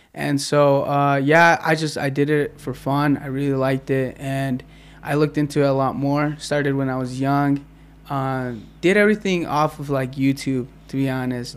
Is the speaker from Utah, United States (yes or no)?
yes; Midway, Utah, United States; I'm originally born and raised in Utah. Uh, I grew up in Midway.